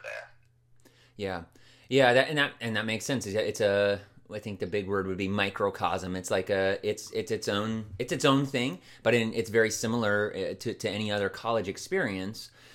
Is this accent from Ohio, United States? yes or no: yes; Ohio, United States; also born or lived in Beaver Falls, Pennsylvania; you think of here in Ohio because I'm also from Ohio.